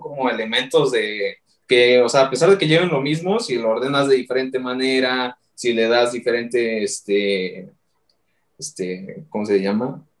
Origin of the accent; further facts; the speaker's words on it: Mexico; los que somos de Ciudad de México, alrededores, güey, Hidalgo, Estado de México